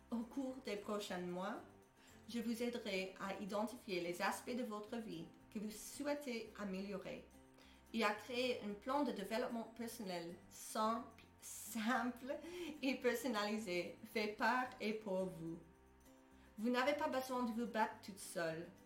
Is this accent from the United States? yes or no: yes; United States; French is a second language; moved away as an adult; now in Belgium; Je suis américaine. Je sais, c'est étonnant, hein? mais j'ai émigré en Belgique en 2010